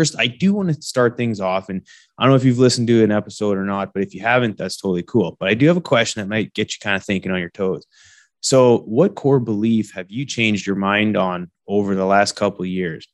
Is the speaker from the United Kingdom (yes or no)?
no; Canada; moved away as an adult; now in Texas, United States; folks like myself growing up in Canada